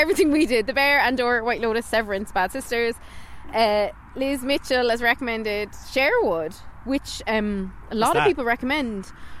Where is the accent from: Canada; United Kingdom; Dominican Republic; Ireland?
Ireland; We are terrible Irish people.